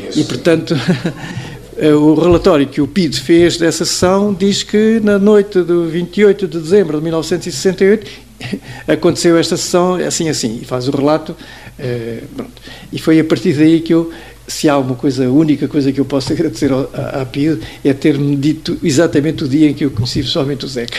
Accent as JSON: {"language": "Portuguese", "town": "Praia do Ribatejo", "region": "Santarém District", "country": "Portugal", "tie": "born or raised there", "also_born_or_lived": "Barreiro / Lyon / Paris", "moved": "yes", "said": "minha terra natal, que é, praia, que é a Praia do Ribatejo."}